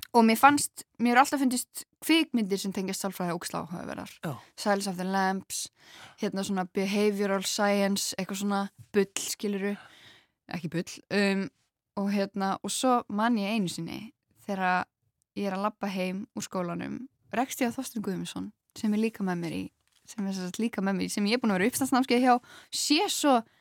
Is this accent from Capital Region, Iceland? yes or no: no; Grenivík, Northeastern Region, Iceland; Ég er fætt á uppálegin á Greinivík, sem er rétt hjá Akureyri